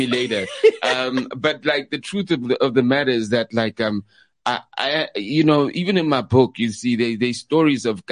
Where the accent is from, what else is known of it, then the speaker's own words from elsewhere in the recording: Katlehong, Gauteng, South Africa; I'm from Leondale, Katlehong